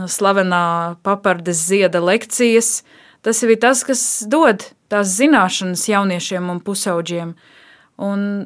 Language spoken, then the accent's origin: Latvian; Dobele, Dobele Municipality, Latvia; also born or lived in Riga; es esmu dzimusi un augusi Dobelē